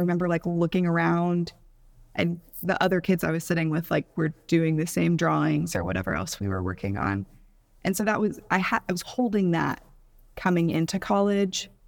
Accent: Houston, Texas, United States; moved away as an adult; also born or lived in Bowling Green, Kentucky; now in Atlanta, United States; I grew up in Houston, Texas, but I was raised by Midwesterner, so I have some weird Midwestern qualities

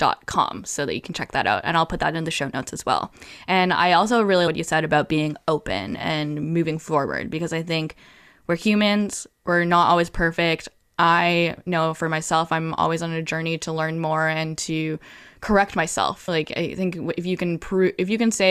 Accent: Canada; growing up in Canada, I have always been exposed to gay culture

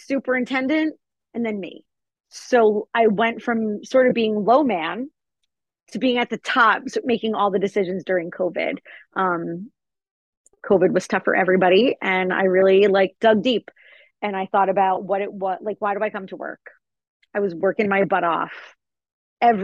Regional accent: New Jersey, United States; also born or lived in Hawaii; I only lived in Hawaii for 2 weeks before I'm straight back to New Jersey.

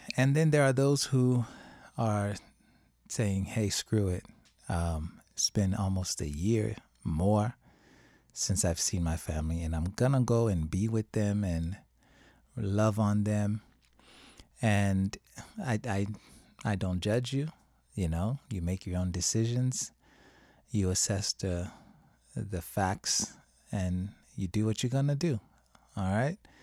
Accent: Haiti; now in United States; I didn't grow up celebrating Thanksgiving when I was in Haiti

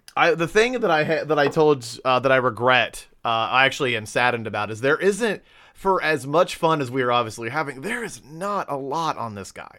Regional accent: Ohio, United States; we are from Ohio

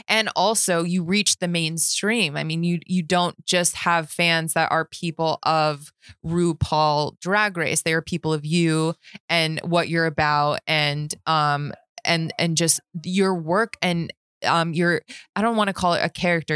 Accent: Las Vegas, Nevada, United States; growing up in Vegas

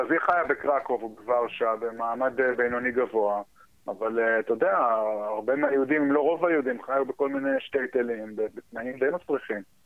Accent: United States; now in Israel; אני כאילו גדלתי בארצות הברית, אז הרבה מה... הרבה מהווייב שלי הגיע משם בתור ילד

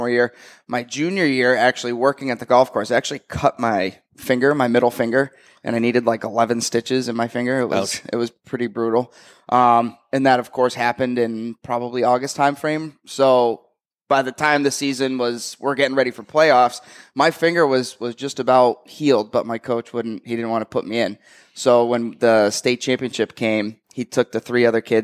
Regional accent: Litchfield, New Hampshire, United States; moved away as an adult; also born or lived in New Jersey; grew up in Litchfield, moved to New Jersey for a couple of years, moved back to Litchfield in like fourth grade and stayed there through high school.

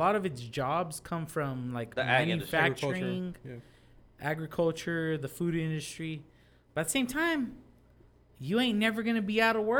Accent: Parlier, California, United States; Well, I'm not from Dinuba, but if I was in Parlier and I lived in my home where I grew up

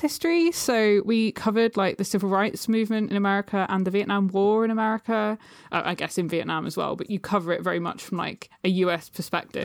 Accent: Suffolk, East of England, United Kingdom; now in London, United Kingdom; I'm from Suffolk, which is, like, a county in the U K

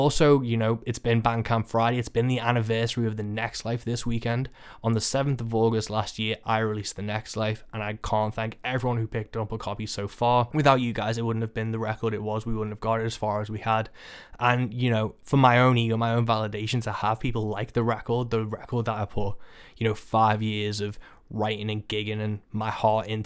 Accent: Birkenhead, North West England, United Kingdom; Birkenhead, my hometown

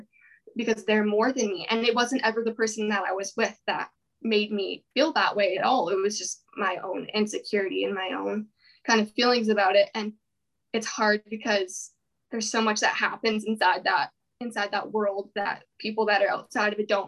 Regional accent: Penticton, British Columbia, Canada; I grew up in Penticton

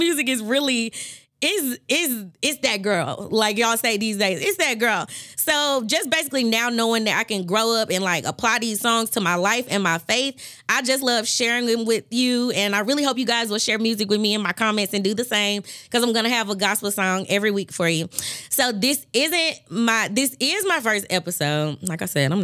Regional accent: Memphis, Tennessee, United States; born and raised in Memphis, Tennessee.

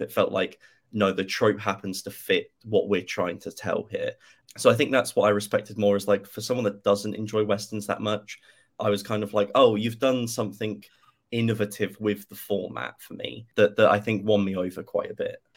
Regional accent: United Kingdom; being a British person

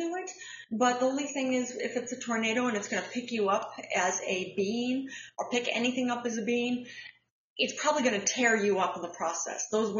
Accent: Midwest, United States; I grew up in the Midwest. I grew up on the tornado belt.

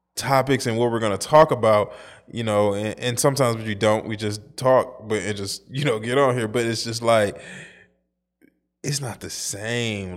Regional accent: St. Louis, Missouri, United States; I'm from Saint Louis, but it's the Midwest

